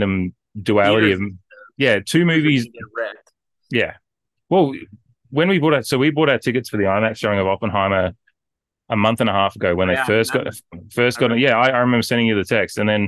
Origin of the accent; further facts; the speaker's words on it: Australia; as an Australian